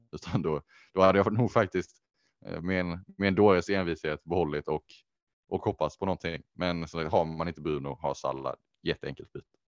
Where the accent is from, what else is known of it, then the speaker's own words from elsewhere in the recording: Sweden; dels som svenskar